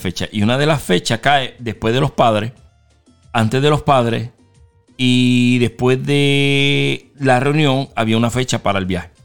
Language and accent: Spanish; Mayagüez, Puerto Rico; moved away; yo soy Mayagüe